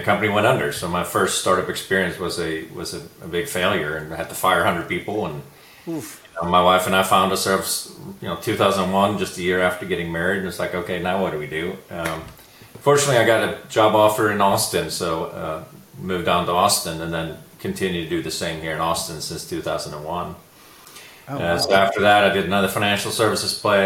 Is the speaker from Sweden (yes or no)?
yes; Sweden; moved away as an adult; also born or lived in San Francisco; now in United States; I grew up in Sweden, engineer by education, started working for a management consulting firm there